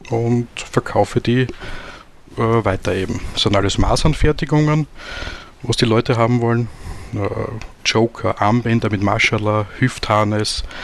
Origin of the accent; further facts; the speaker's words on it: Austria; Und vor eineinhalb Jahren haben wir dann ein Lokal in Graz gefunden, also in Österreich, bin aus Österreich.